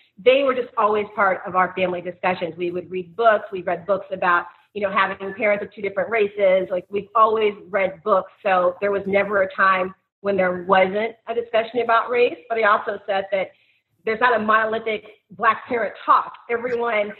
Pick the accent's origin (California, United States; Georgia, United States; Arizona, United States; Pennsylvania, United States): California, United States; San Francisco; moved away as an adult; now in Los Angeles, United States; I'm originally from San Francisco